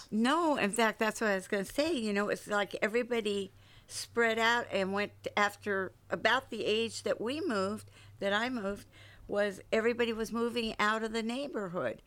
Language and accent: English; San Francisco, California, United States; moved away; I grew up in San Francisco